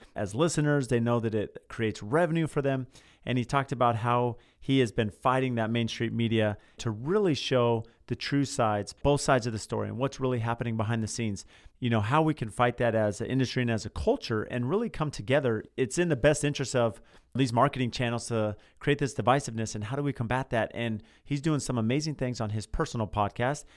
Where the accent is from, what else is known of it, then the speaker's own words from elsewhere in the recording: San Diego, California, United States; now in Phoenix, United States; I grew up in San Diego